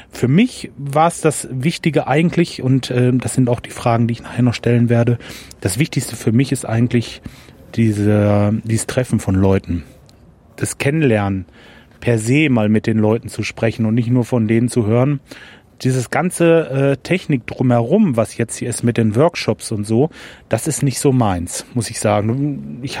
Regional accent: Lemgo, North Rhine-Westphalia, Germany; Meine Stadt ist also Lemgo oder ich komme aus der Nähe von Lemgo. Ich bin kürzlich umgezogen ins Kalletal. Das ist aber alles in der Nähe von Bielefeld.

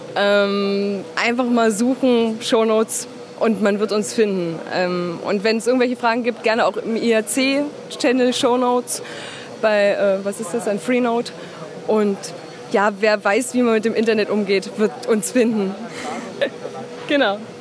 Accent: Dresden, Saxony, Germany; ich komme aus Dresden

